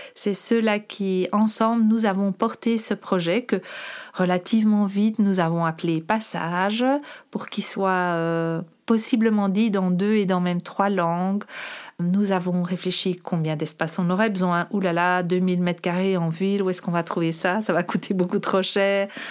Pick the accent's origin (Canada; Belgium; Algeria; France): Belgium; Brussels, Brussels-Capital Region; also born or lived in Molenbeek / Forest; je suis bruxelloise depuis quasi toujours